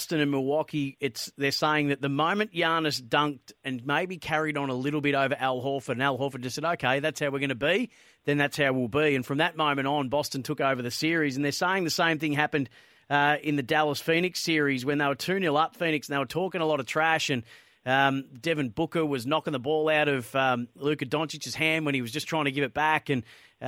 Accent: Australia; as an Australian basketball fan

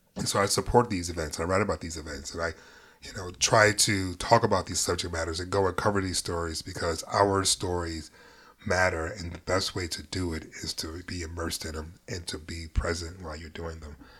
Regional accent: New York, United States; I'm from New York

